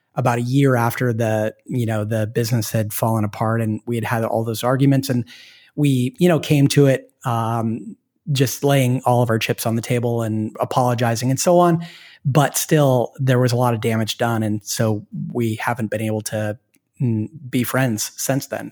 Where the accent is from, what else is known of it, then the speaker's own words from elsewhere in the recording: Portland, Oregon, United States; moved away; I'm from Portland, Oregon, which is a great place to be from. And, and my wife and I moved back there because we have family there